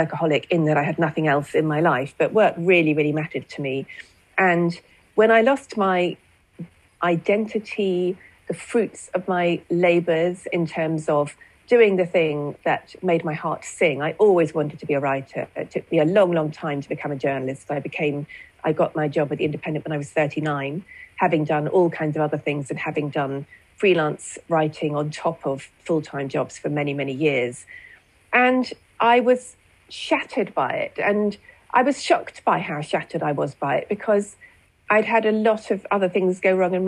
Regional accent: United Kingdom; as a Brit

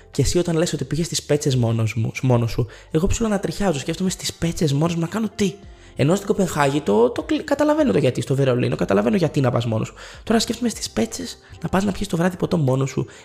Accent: Lemnos, North Aegean, Greece; εγώ κατάγομαι από τη Λίμνο, οπότε έχω συνηθίσει και σε αυτέ τι τιμέ.

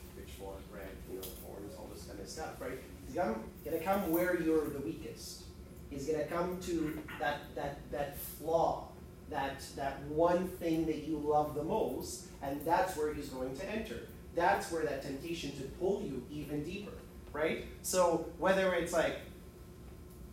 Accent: Edmonton, Alberta, Canada; I grew up in Edmonton

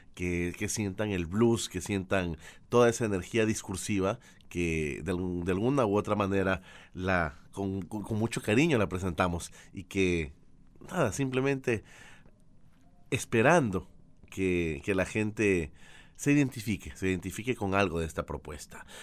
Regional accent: Ecuador; also born or lived in Argentina; Yo vivo en Guayaquil, Ecuador. Soy ecuatoriano

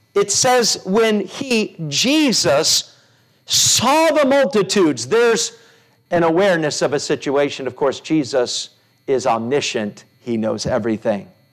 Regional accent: United States; as an American

